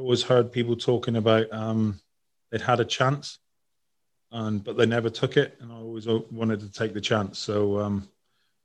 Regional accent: Plymouth, South West England, United Kingdom; In Plymouth, which is my hometown.

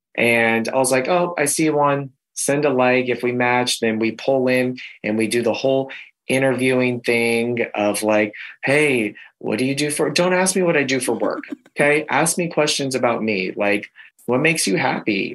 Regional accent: Kentucky, United States; now in Los Angeles, United States; I am from Kentucky, but live in Los Angeles.

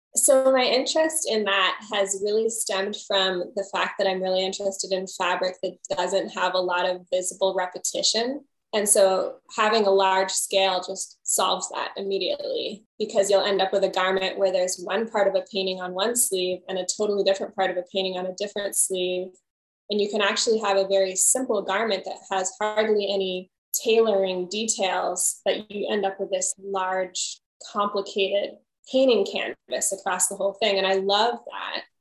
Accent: Hawaii, United States; that is my home island, host island, host culture. I'm not Hawaiian, but I was raised here and this is my home.

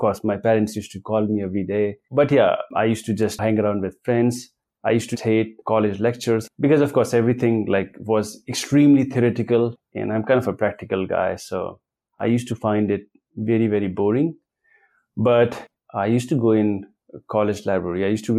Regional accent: Patna, Bihar, India; also born or lived in New Delhi; now in Pune, India; Before Pune, I was in New Delhi for 9 years. But my hometown is in Patna.

